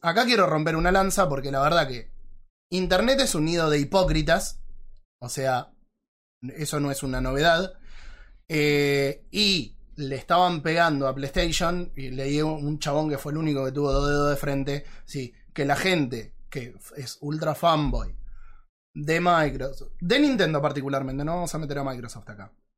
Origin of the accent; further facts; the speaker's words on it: Argentina; somos argentinos